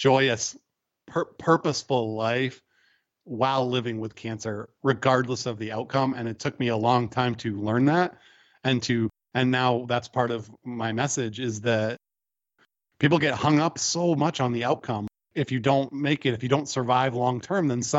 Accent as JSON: {"language": "English", "country": "United States", "said": "as American men"}